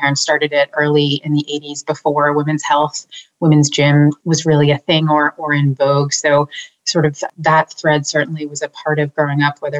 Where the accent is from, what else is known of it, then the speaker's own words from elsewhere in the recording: Boston, Massachusetts, United States; also born or lived in Maine; born and raised here in Boston